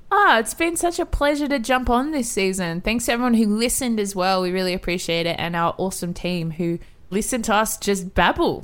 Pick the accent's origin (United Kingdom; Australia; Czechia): Australia; I'm an Aussie girl in Mexico City